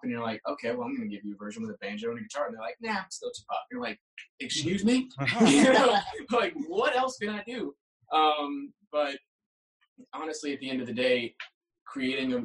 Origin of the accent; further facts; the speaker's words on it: Marietta, Georgia, United States; I grew up, you know, born and raised in Georgia